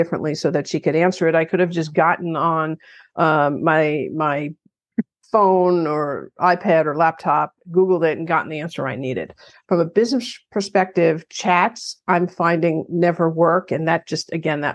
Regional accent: New York, United States; I'm from New York

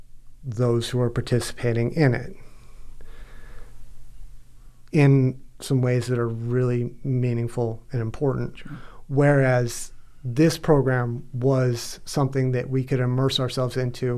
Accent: Gainesville, Florida, United States; I'm kind of from Gainesville

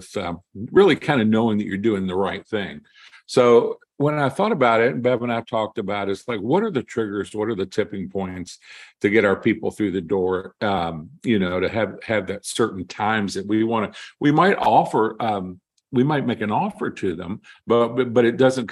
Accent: Kentucky, United States; I am from Kentucky

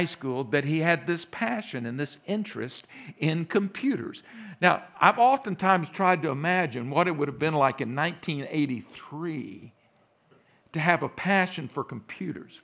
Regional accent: Central Texas, United States; accent: Texas; also born or lived in Round Rock, Texas; now in Virginia, United States; I grew up in Central Texas, And many of you hear that accent now in the background a little bit. Yeah, that's a Texas accent

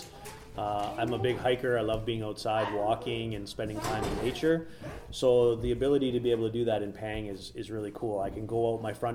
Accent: Sault Ste. Marie, Ontario, Canada; also born or lived in British Columbia; now in Nunavut, Canada; I grew up in Sault Ste. Marie, Ontario, which is about 600 kilometers or so northwest of Toronto.

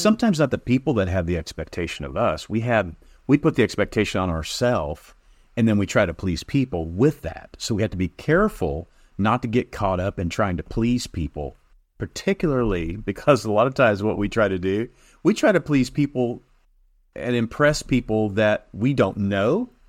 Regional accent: Illinois, United States; moved away; I was from Illinois

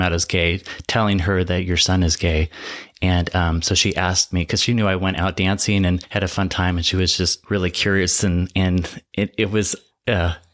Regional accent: Seattle, Washington, United States; now in Palm Springs, United States; I'm from Seattle, kind of grew up in Wittenville in the suburbs

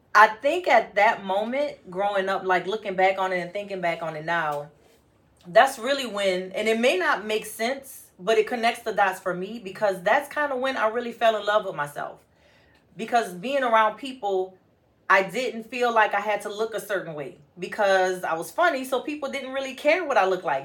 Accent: New Orleans, Louisiana, United States; as a kid growing up in New Orleans

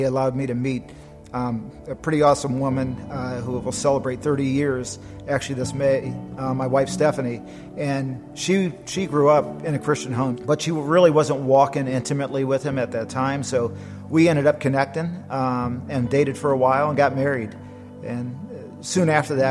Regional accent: Akron, Ohio, United States; I was born in the Midwest in Akron, Ohio, and a very Catholic, Italian, Irish environment. And so grew up with a lot of tradition

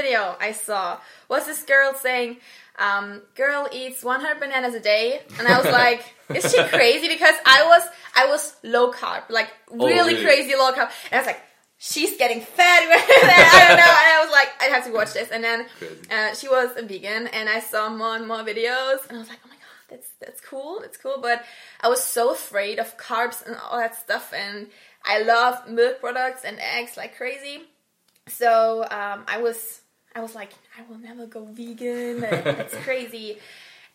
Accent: Germany; I'm from Germany

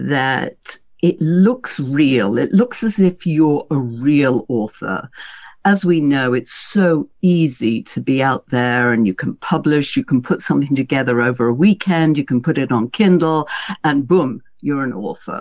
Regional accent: United Kingdom; being a Brit

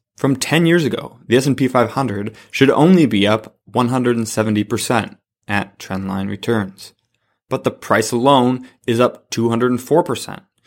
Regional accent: La Crosse, Wisconsin, United States; I'm from La Crosse, Wisconsin, so we have Quick Trip here.

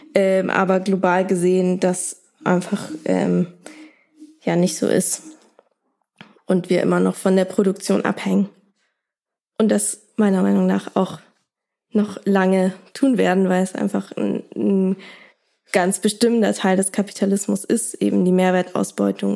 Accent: Germany; bei uns in Deutschland

